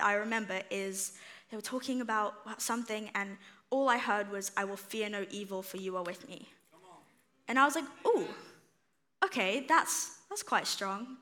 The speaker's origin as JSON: {"language": "English", "country": "South Africa", "moved": "yes", "said": "when I moved here in 2017, so I'm originally from South Africa"}